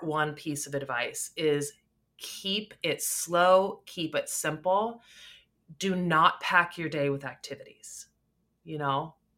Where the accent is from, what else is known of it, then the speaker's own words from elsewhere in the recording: Canada; I'm Canadian